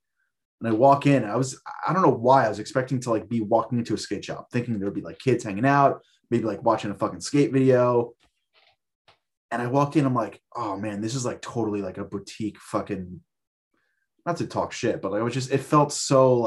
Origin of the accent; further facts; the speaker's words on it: Long Island, New York, United States; also born or lived in Los Angeles; I grew up in Long Island